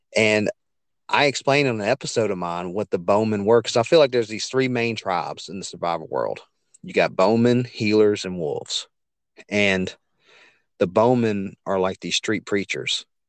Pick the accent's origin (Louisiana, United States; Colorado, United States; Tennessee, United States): Louisiana, United States; Hammond; now in Livingston Parish, United States; I grew up in a town called Hammond, Louisiana, about forty miles east of Baton Rouge